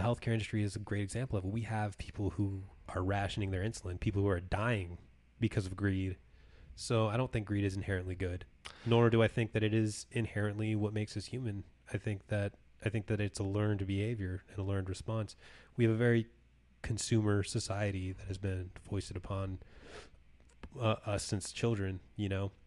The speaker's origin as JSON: {"language": "English", "region": "California", "country": "United States", "tie": "born or raised there", "moved": "yes", "said": "my hometown of California"}